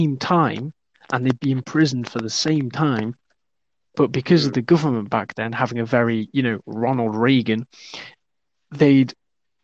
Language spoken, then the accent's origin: English; Welsh, Wales, United Kingdom; now in England, United Kingdom; I'm Welsh, I'm Celtic pagan. Both are very minority in England.